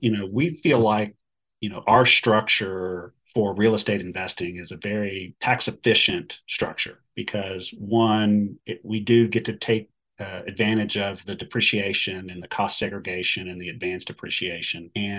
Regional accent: Texas, United States; You know, we're from Texas. We live here.

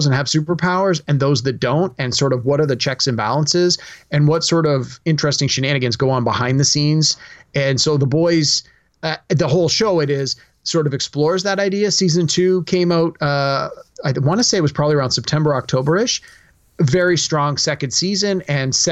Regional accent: Canada; as a Canadian

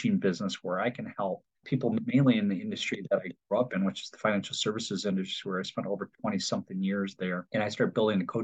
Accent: Detroit, Michigan, United States; I'm from Detroit, originally from Michigan.

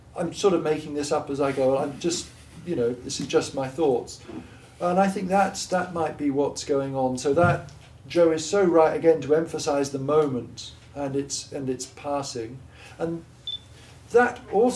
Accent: Gloucestershire, South West England, United Kingdom; accent: Gloucestershire; I'm from Gloucestershire

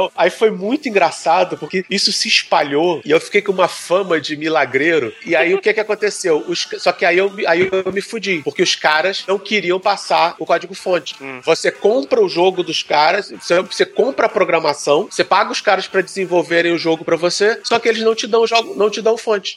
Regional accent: Brazil; Como bom brasileiro

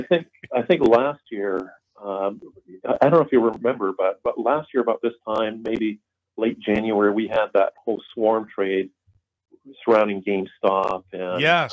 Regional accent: Vancouver, British Columbia, Canada; moved away as an adult; also born or lived in Denmark / Washington State; now in South Carolina, United States; I was born in Denmark. My family moved to Vancouver, British Columbia when I was a kid.

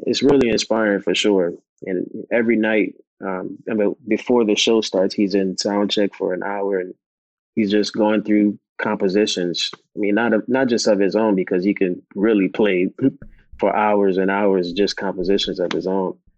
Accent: New Orleans, Louisiana, United States; growing up in New Orleans

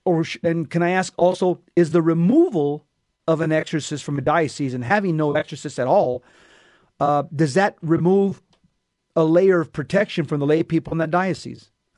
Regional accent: Los Angeles, California, United States; because I came from Los Angeles, there were six sub-dioceses within the archdiocese

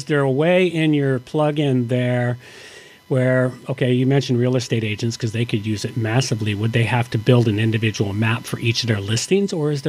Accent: Canada; also born or lived in Victoria; I have to do the conversion being Canadian

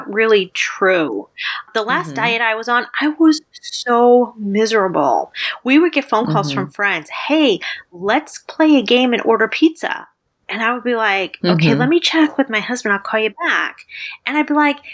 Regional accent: Midwest, United States; I grew up in the Midwest

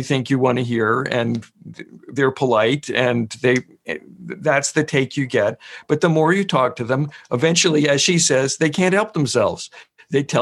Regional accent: New York, United States; I'm from New York

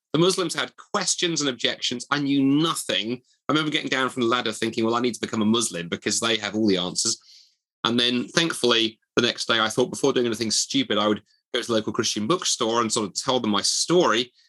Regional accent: Dundee, Scotland, United Kingdom; the university of my hometown

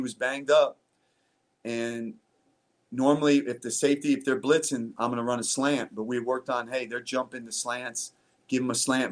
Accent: New Jersey, United States; moved away; also born or lived in Arizona; I grew up in New Jersey

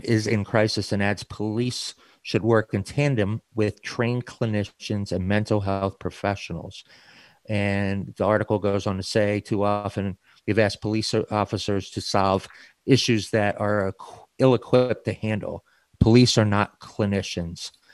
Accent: Baltimore, Maryland, United States; In my hometown of Baltimore, Maryland, where I grew up

